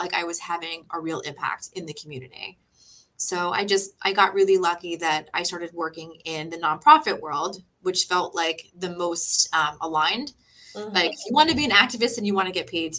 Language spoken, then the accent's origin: English; Parkland, Florida, United States; also born or lived in Wellington, Florida; I grew up here in South Florida. So I pretty much grew up in Parkland and I live in Wellington now.